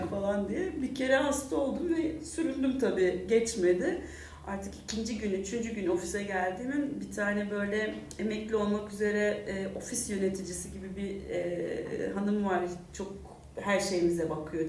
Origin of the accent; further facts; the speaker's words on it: Turkey; moved away as an adult; now in Vienna, Austria; bir Türk olarak